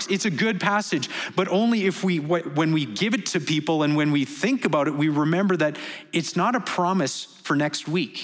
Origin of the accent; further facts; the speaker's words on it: Canada; moved away as an adult; now in Dubai, United Arab Emirates; we're from Canada